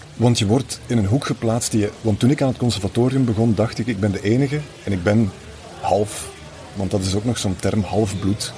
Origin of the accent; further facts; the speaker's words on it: Flanders, Belgium; ik kom natuurlijk uit Vlaanderen